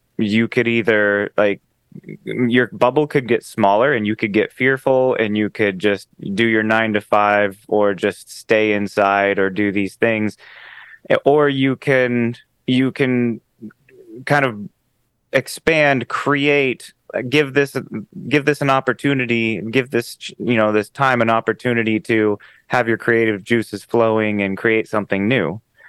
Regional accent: Dallas, Texas, United States; now in Los Angeles, United States; I'm originally from Dallas, Texas, where we had seasons.

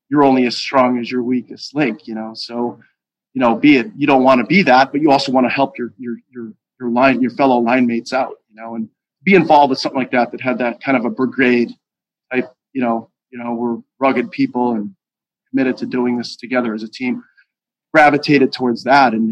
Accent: Pittston, Pennsylvania, United States; I'm growing up in Pittston I never heard words

